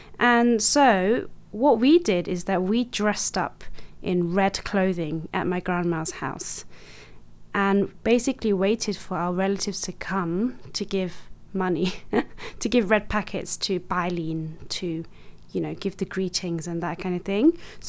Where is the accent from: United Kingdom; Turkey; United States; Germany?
United Kingdom; Kilburn, London; I love Sunday roasts and Chinese food too, but I can't speak fluent Chinese, and the only Chinese word I can write is my name. None of my friends have ever been Chinese, apart from when I met Jay, but he's half. Kilburn was where I grew up